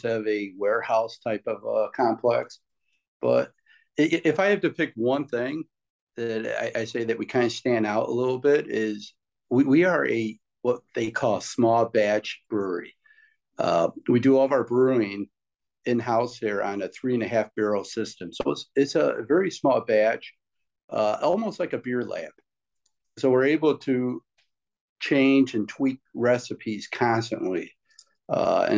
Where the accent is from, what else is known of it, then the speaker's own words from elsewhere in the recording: Chicago, Illinois, United States; we're from the Chicago area